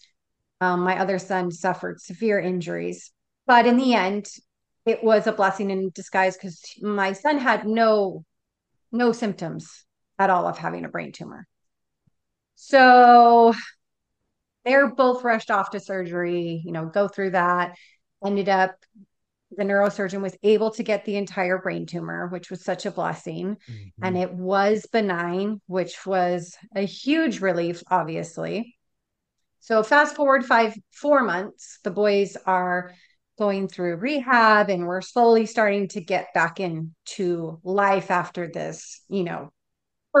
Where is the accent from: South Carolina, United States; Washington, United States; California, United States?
California, United States; Southern; moved away as an adult; now in Florida, United States; we're originally from Southern California, and we'd moved to Florida in December of 2019